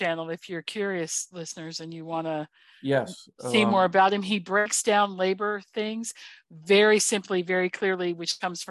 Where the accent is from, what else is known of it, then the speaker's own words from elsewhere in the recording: North Carolina, United States; and the reason I say that is because she's from North Carolina and she's my hometown girl in that way.